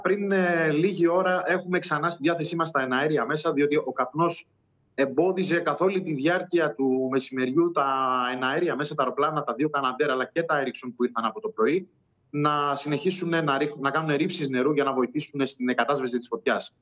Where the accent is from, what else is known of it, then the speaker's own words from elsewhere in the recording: Rhodes, South Aegean, Greece; για το μέρο μου, για το χωριό μου